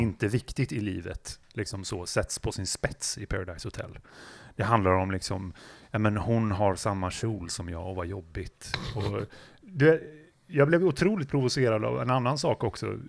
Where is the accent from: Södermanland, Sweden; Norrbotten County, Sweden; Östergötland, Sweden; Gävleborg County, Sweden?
Gävleborg County, Sweden; Gävle; jag kom ju från Gävle från början